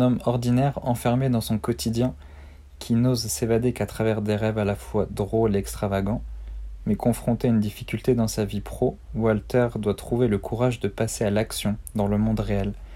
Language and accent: French; Armentières, Hauts-de-France, France; moved away as an adult; also born or lived in Brittany; je suis originaire du Nord, donc à Armentières, à côté de Lille.